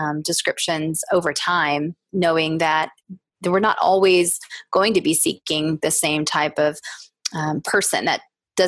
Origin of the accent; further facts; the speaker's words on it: the South, United States; growing up in the South